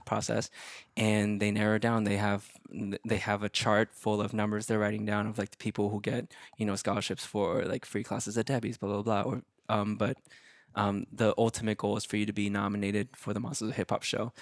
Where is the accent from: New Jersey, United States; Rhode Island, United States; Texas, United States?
Texas, United States; Dallas; moved away; it's my hometown, I have a place to stay